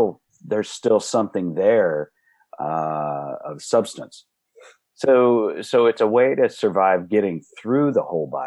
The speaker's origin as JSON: {"language": "English", "town": "Dallas", "region": "Texas", "country": "United States", "tie": "born or raised there", "also_born_or_lived": "Austin, Texas / Fort Worth, Texas", "said": "Now we are in Fort Worth. I grew up in Dallas."}